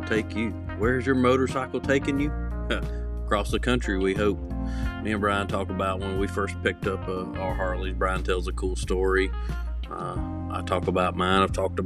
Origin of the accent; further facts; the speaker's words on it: Cowpens, South Carolina, United States; here in my hometown, in Cowpen, South Carolina